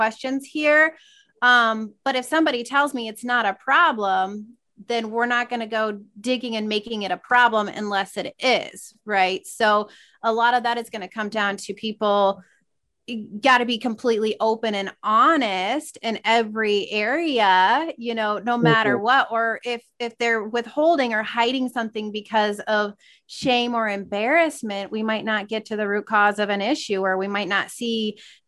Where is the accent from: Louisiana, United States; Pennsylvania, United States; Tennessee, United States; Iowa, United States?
Iowa, United States; small town in; also born or lived in New York; now in Des Moines, United States; small town that I grew up